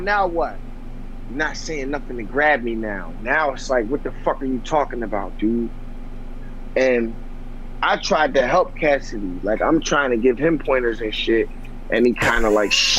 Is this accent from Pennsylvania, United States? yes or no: yes; near Philadelphia, Pennsylvania, United States; I'm not from Philly. I'm not far from Philly. And my whole family, I grew up playing both sides. My dad's side, my dad lived in North, my aunt in the West.